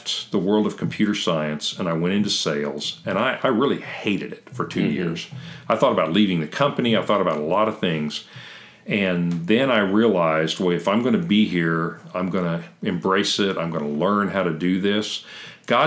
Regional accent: Kentucky, United States; I'm a hillbilly from Kentucky

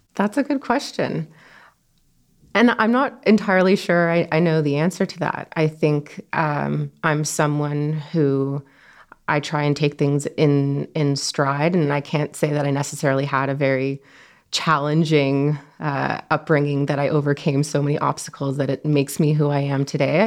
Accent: Toronto, Ontario, Canada; born and raised in Toronto.

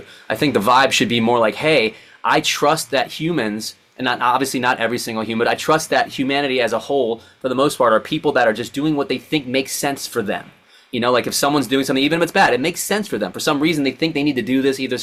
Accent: Maryland, United States; moved away as an adult; now in Los Angeles, United States; We grew up on the East Coast together in Maryland

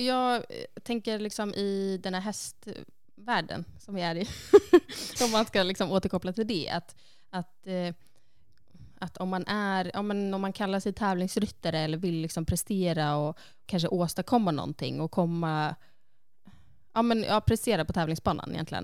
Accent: Sundsvall, Västernorrland County, Sweden; moved away as an adult; now in Iceland; då var jag hemma i Sundsvall

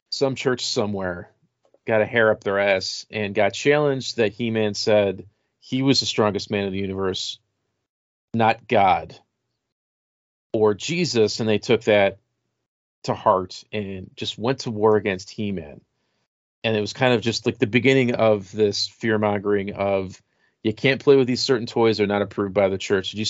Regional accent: El Paso, Texas, United States; I'm 43 and I grew up in El Paso.

